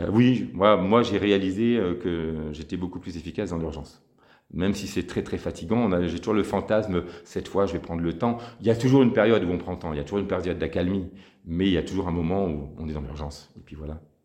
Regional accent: Lille, Hauts-de-France, France; moved away as an adult; also born or lived in Paris; je suis originaire de Lille

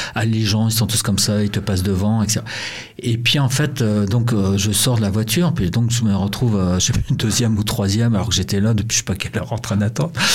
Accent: Brittany, France; accent: Breton; also born or lived in Montreal, Canada; avec mon accent breton

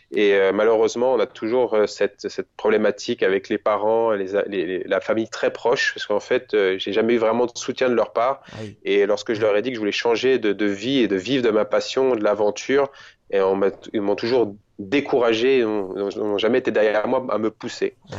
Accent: France; chez nous en France

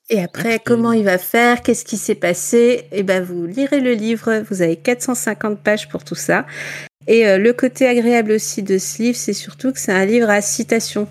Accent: Ch'ti, Hauts-de-France, France; accent: ch'ti; mon accent espagnol est très est très est très ch'ti

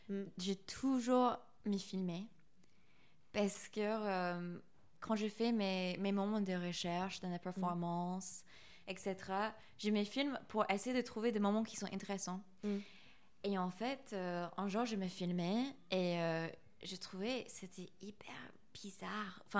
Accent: United States; French is a second language; now in France; surtout en tant qu'américaine en France, dans cette école d'art français

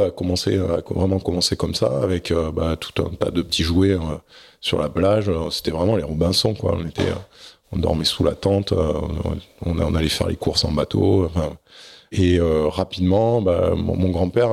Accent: Bordeaux region, Nouvelle-Aquitaine, France; also born or lived in Arcachon; je suis né à Arcachon, pas très loin. Et j'ai vécu la plupart de, de mon adolescence euh, soit dans la région bordelaise

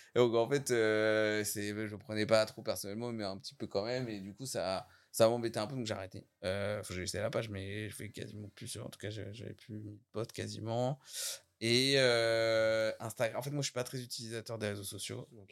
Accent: Saint-Contest, Normandy, France; je suis de Saint-Comté

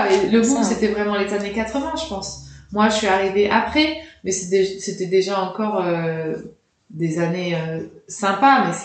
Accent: France; Et puis les Américains, quand on est petit Français, euh, c'est ça, fait toujours un effet les Américains, je trouve.

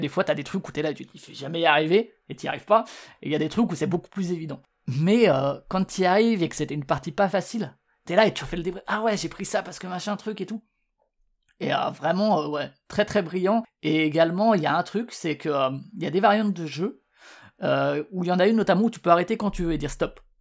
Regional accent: Strasbourg, Grand Est, France; je suis de Strasbourg

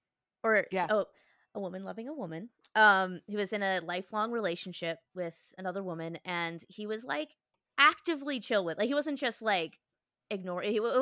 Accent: Chicago, Illinois, United States; born there; I was born in Chicago. Like, the schools would be closed in honor of him every year and stuff.

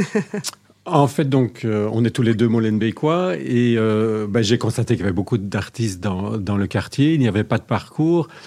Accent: Belgium; Je suis de Belgique

